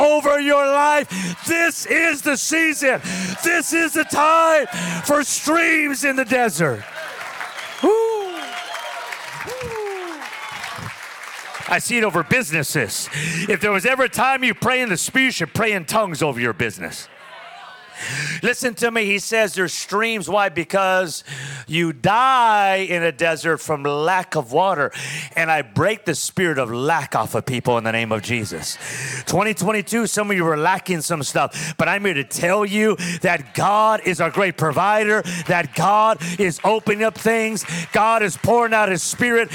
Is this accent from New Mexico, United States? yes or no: no; Pico Rivera, California, United States; also born or lived in Orange County, California / Costa Mesa, California; I grew up in a city called Pico Rivera, California